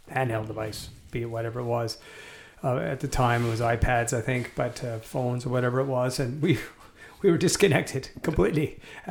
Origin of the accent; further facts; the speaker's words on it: Canada; also born or lived in Montreal; now in North Vancouver, Canada; my folks came over, had me, my parents. My dad was born in Six Mile Bridge, which is outside out of Limerick, and my mom was born in Limerick, Ireland, and they met and came over to Canada, had me